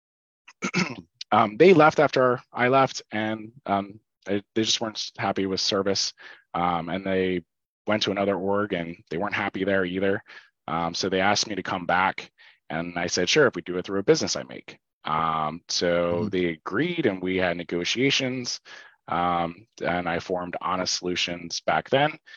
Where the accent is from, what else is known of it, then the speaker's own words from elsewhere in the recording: Oley Valley, Berks County, Pennsylvania, United States; also born or lived in Shillington, Pennsylvania; I grew up in Ole Valley. Um, so I went to high school there, graduated, uh, went there my whole life